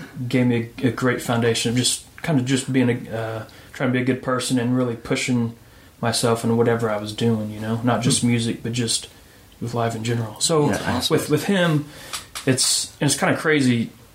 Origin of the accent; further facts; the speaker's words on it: Illinois, United States; moved away as an adult; also born or lived in Knoxville, Tennessee; now in Nashville, United States; I'm from Illinois originally